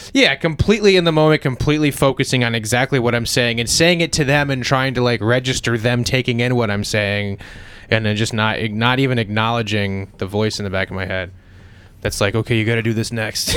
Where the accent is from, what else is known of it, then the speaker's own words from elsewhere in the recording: Pennsylvania, United States; I was born in Pennsylvania